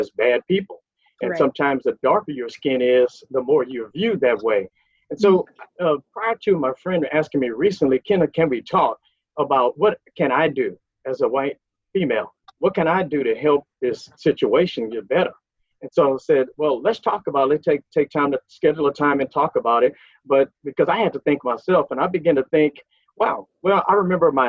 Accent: Lake Charles, Louisiana, United States; moved away as an adult; now in Texas, United States; I'm actually from Lake Charles, Louisiana. I now live in Texas and have been here for over 40 years

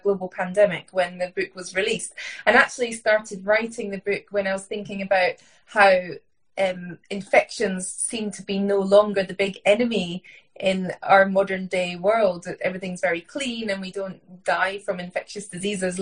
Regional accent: Scotland, United Kingdom; I grew up in Scotland, in rural Scotland on a farm

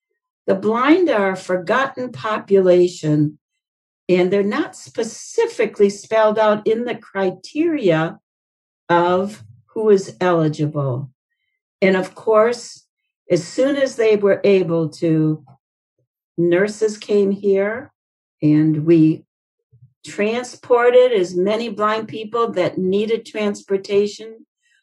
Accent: Indiana, United States; You know, I came from Indiana, so I follow what they're doing up there.

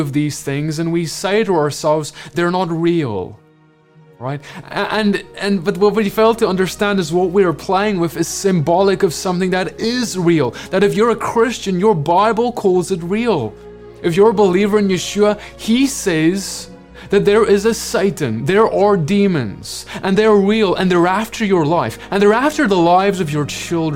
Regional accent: South Africa; moved away as an adult; now in United States; As a South African who grew up, was born in South Africa, lived there my whole life, and moved to the US just a few years ago

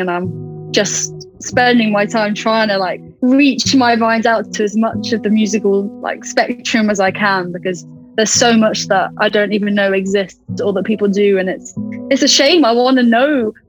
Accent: Stamford, East Midlands, United Kingdom; now in Nottingham, United Kingdom; I'm based in Nottingham at the moment, but I'm originally from Stamford in Lincolnshire, little historic town

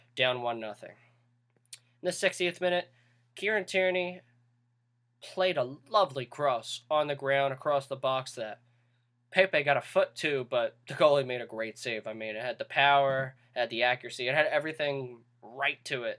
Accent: United States; we're from the United States

